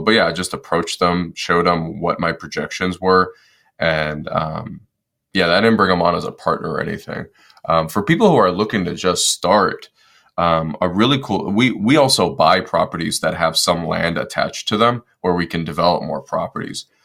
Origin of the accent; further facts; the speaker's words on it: Detroit, Michigan, United States; moved away as an adult; I was born and raised in Detroit, Michigan, and then uh, I decided to join the Marine Corps when I was 18